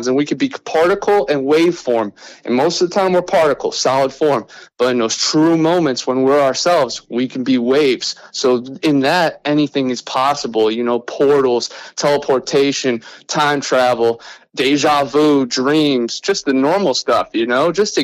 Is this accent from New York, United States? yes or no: no; Cleveland, Ohio, United States; moved away as an adult; also born or lived in Lakeland, Florida; now in Florida Panhandle, United States; I'm originally from Cleveland, Ohio, right on Lake Erie. But now I live in Florida in the Panhandle. And you know, I grew up right on in Ohio